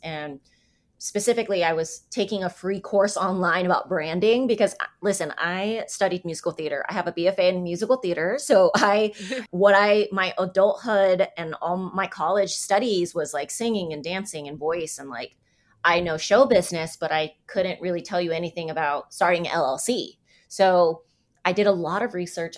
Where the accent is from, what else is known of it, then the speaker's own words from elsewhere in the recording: San Diego, California, United States; moved away as an adult; also born or lived in New York / Vietnamese ancestry; now in Kansas City, United States; I grew up in San Diego. I lived in New York for ten years.